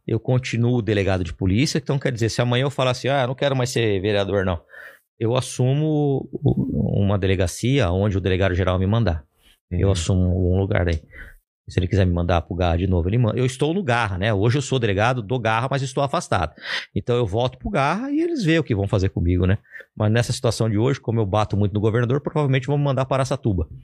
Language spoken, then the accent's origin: Portuguese; Ribeirão Preto, São Paulo, Brazil; eu sou de Ribeirão Preto